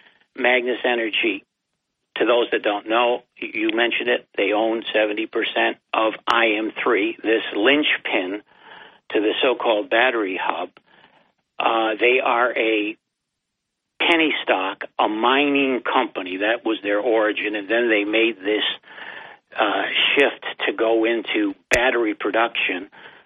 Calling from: Binghamton, New York, United States; This is your good friend and buddy and community activist … from Binghamton.

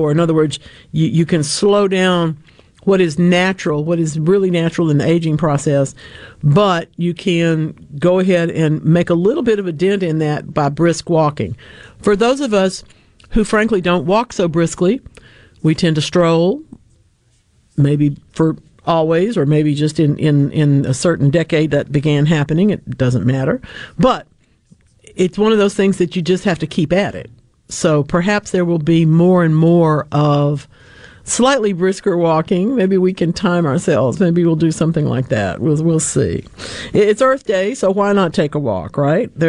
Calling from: Eupora, Mississippi, United States; I'm calling from Eupora.

